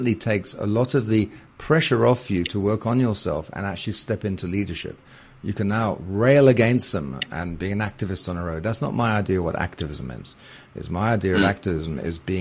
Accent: United Kingdom; moved away as an adult; now in South Africa; as you can tell from my voice, I'm British originally

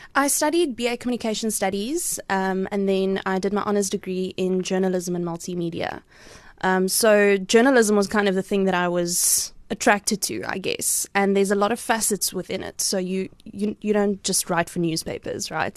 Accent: Cradock, Eastern Cape, South Africa; moved away as an adult; also born or lived in Potchefstroom / Johannesburg; now in Port Elizabeth, South Africa; I grew up on a dairy farm there

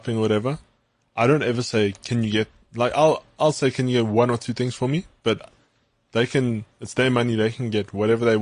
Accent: West Rand, Gauteng, South Africa; I'm from the West Rand

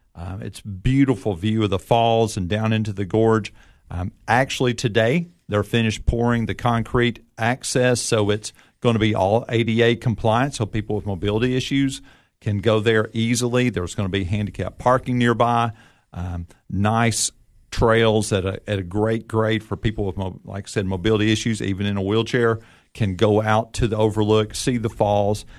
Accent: Nashville, Tennessee, United States; I grew up in Nashville

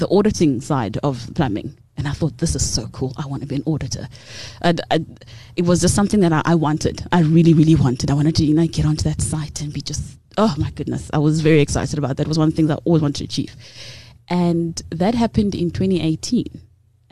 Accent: Cape Town, Western Cape, South Africa; moved away; also born or lived in Transkei / Butterworth; I'm from the Transkei originally. I know I don't sound like it. I grew up in Cape Town

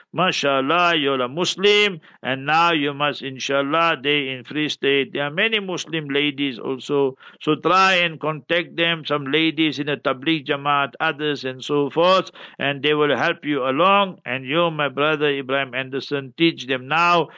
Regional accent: Heidelberg, Gauteng, South Africa; When I was a young boy, I grew up in Heidelberg, born in Heidelberg.

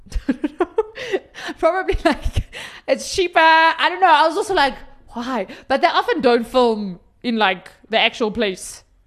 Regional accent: South Africa; we're South African

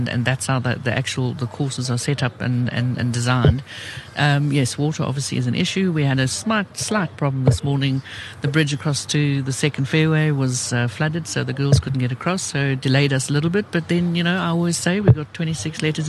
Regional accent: Cape Town, Western Cape, South Africa; I'm a Cape Townian

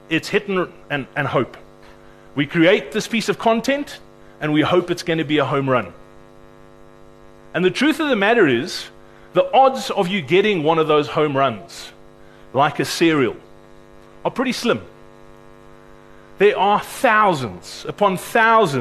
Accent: Cape Town, Western Cape, South Africa; I'm actually from Cape Town

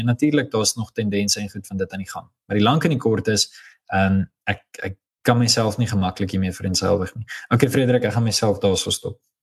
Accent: South Africa; ons as Afrikaners

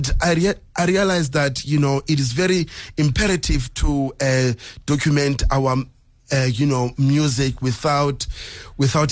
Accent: South Africa; we as South African

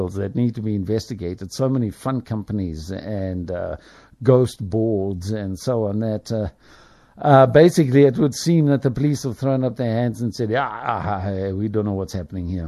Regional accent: South Africa; I'm a South African.

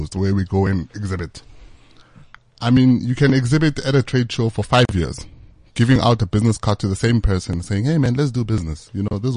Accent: Bekkersdal, Gauteng, South Africa; Our business is based in Bekkersdal. I'm from Bekkersdal.

